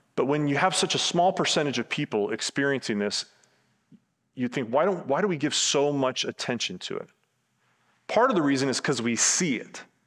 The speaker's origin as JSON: {"language": "English", "town": "Tampa", "region": "Florida", "country": "United States", "tie": "born or raised there", "said": "Where I grew up in Tampa"}